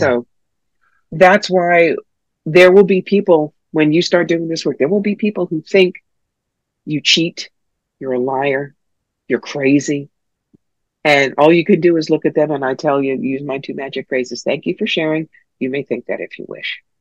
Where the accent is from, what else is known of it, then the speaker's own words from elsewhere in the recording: New York, United States; I'm from New York